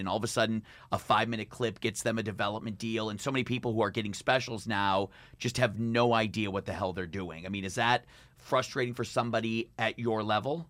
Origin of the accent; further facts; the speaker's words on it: Michigan, United States; I grew up in Michigan